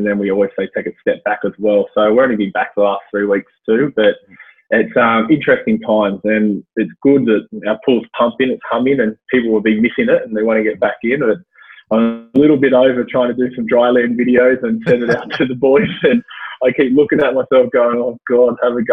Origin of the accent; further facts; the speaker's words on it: Blacktown, New South Wales, Australia; I've gone back to my old stomping ground where I grew up in Blacktown